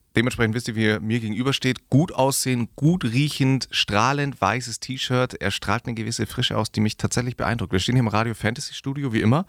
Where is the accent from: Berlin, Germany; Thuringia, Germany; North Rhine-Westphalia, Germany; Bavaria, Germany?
Bavaria, Germany; Augsburg; Wir sind aus Augsburg.